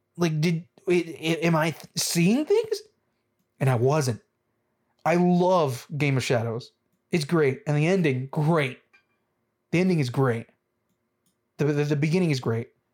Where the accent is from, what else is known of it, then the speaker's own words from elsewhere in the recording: United States; I'm American